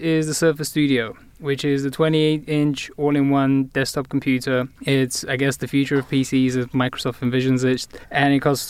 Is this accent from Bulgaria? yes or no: yes; Bulgaria; accent: British; I am, in fact, Bulgarian, even though my accent is totally British.